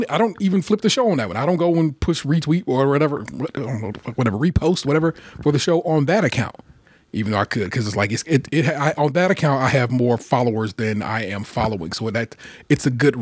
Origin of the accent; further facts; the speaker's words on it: Cleveland, Ohio, United States; I am from Cleveland. And I do talk black